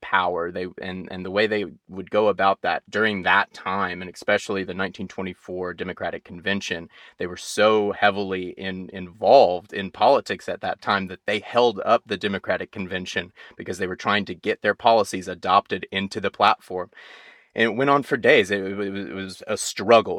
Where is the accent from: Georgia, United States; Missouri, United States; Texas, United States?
Georgia, United States; growing up in the South